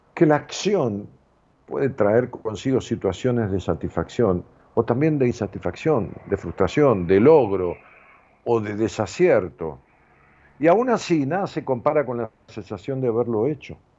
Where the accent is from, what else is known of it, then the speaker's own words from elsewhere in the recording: Argentina; mi pueblo, al pueblo argentino, del cual yo pertenezco, lo digo con conocimiento de causa. Porque yo he vivido aquí, mis padres también